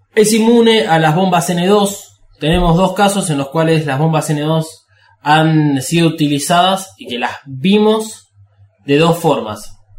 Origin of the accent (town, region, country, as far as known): Argentina